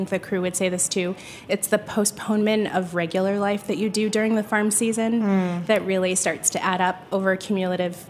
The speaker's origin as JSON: {"language": "English", "town": "Washington", "region": "District of Columbia", "country": "United States", "tie": "born or raised there", "said": "my hometown"}